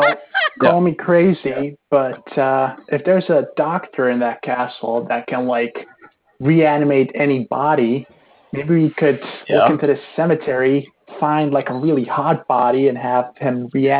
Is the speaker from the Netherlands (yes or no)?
no; Mexico; we're originally from Mexico, but, you know, it's always nice to play here in all Transylvania.